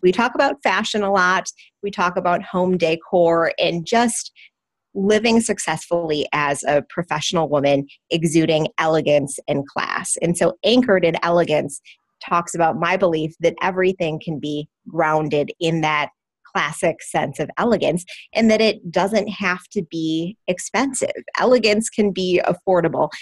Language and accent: English; Wisconsin, United States; Wisconsin, my home state